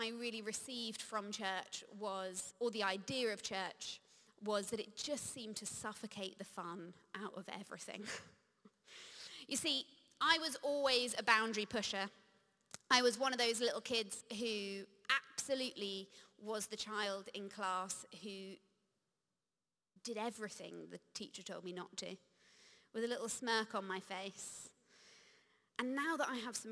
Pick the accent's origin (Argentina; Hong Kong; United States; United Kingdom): United Kingdom; I'm British.